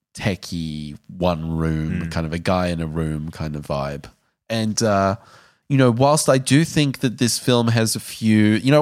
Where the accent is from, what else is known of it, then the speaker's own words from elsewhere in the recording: South Africa; And I can say that because I'm South African.